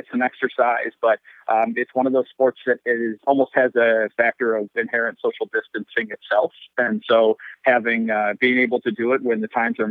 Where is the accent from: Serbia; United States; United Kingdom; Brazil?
United States; Western New York; I'm originally from Western New York myself